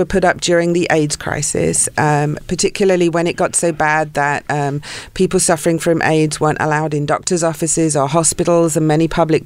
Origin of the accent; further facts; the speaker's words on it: South East England, United Kingdom; moved away as an adult; also born or lived in London / Santa Barbara / Ojai; now in Los Angeles, United States; I was born in London, grew up in the south of England